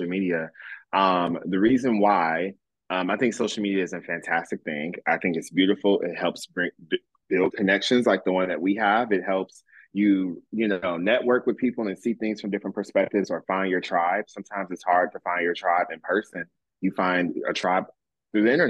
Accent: Michigan, United States; moved away as an adult; now in Jacksonville, United States; I'm from Michigan

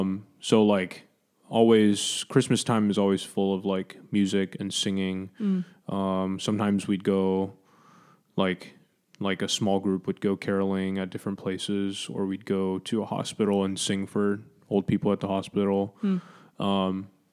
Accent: Hong Kong; also born or lived in Taiwan; when I was a kid growing up in Hong Kong and Taiwan

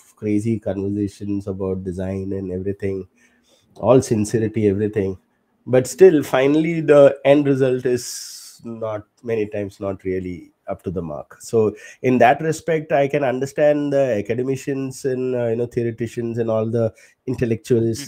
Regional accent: Kerala, India; moved away; from my home state of Kerala. I'm from Kerala

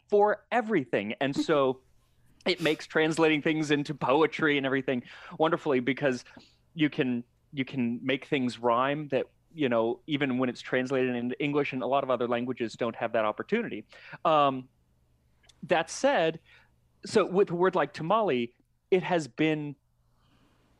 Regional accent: Phoenix, Arizona, United States; I grew up in Phoenix

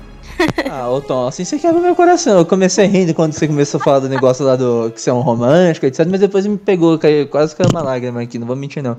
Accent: Brazil; como brasileiro

